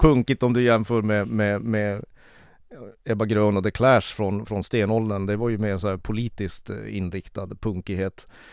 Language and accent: Swedish; Kiruna, Norrbotten County, Sweden; född och uppvuxen i Kiruna